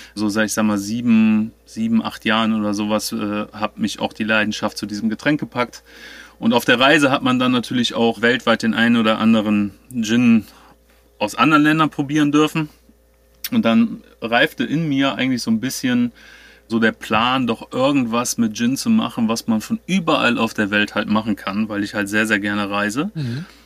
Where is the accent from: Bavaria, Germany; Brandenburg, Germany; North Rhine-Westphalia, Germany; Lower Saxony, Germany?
North Rhine-Westphalia, Germany; Cologne; aus dem wunderschönen Köln